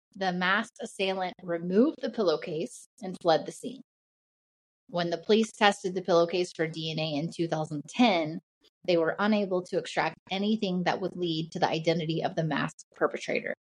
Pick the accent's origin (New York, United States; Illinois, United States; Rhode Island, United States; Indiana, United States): Indiana, United States; near Indianapolis, United States; this one uh isn't too far from my hometown